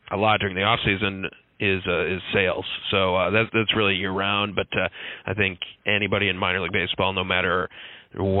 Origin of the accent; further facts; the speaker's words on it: Minnetonka, Minnesota, United States; now in Fort Myers, United States; I grew up in Minnetonka, Minnesota, which is about 20 minutes from Minneapolis